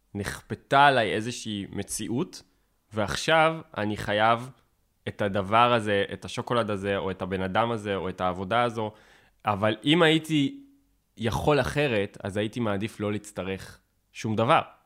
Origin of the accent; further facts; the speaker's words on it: Tel Aviv, Tel Aviv District, Israel; כאקדמאי, או כתל אביבי